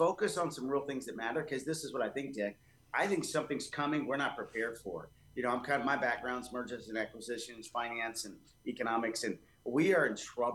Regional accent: Texas, United States; also born or lived in Columbus, Georgia; I got here probably as about 5 or 6 years old. And I've been here most of my life

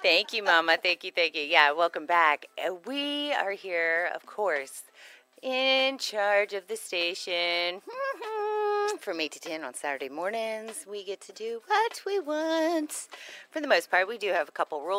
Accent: Houston, Texas, United States; moved away as an adult; I was from Houston. I got to the north side.

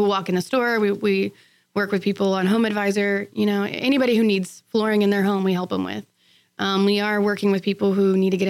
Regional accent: Sealy, Texas, United States; back in my hometown in Sealy.

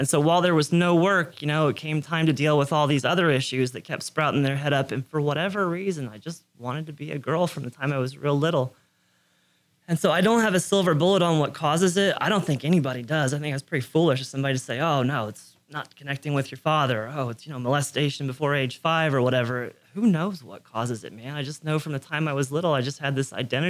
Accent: Magnolia, United States; Magnolia. Yeah. Joined the Navy at 17.

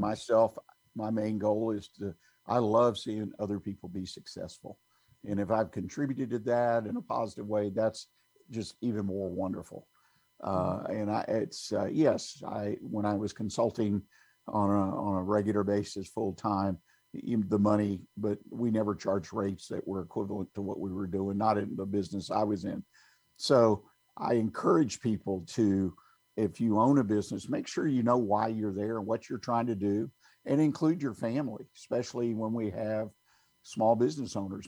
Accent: Houston, Texas, United States; also born or lived in Montgomery County, Texas; I grew up in in Houston, Harris County

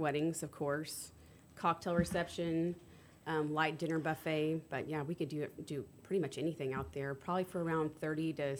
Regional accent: Conroe, Texas, United States; So I grew up in Conroe

